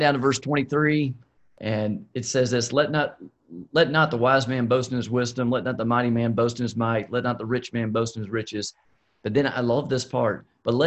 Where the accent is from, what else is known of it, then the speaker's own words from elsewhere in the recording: South Georgia, United States; when I was growing up down in South Georgia